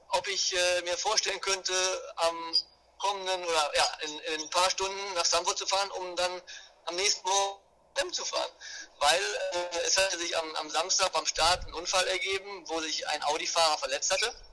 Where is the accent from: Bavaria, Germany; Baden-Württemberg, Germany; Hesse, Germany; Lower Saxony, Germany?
Lower Saxony, Germany; Hanover; wir kommen ursprünglich aus, der, aus Norddeutschland, aus Hannover der Ecke.